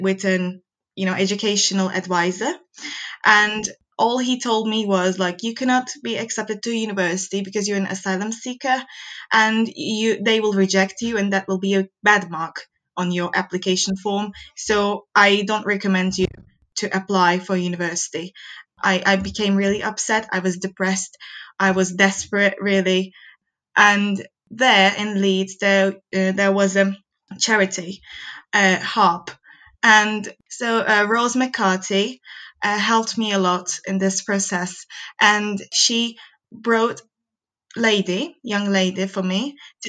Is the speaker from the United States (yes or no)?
no; Turkey; moved away as an adult; now in Newcastle, United Kingdom; I'm from Turkey